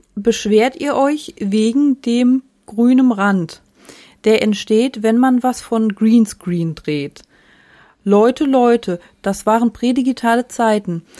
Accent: the Freiburg area, Baden-Württemberg, Germany; Ich bin ja aus der Gegend, habe eine Zeit lang dort studiert

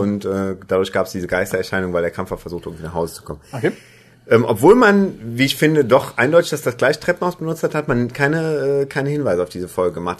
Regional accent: Germany; als Deutscher

